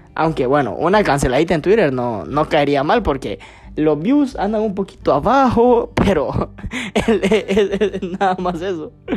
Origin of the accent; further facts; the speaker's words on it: Gracias, Lempira, Honduras; yo soy de gracia el Empira